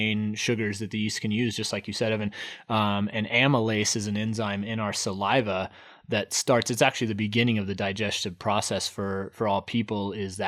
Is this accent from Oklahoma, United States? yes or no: yes; Oklahoma, United States; accent: Oklahoma; my Oklahoma accent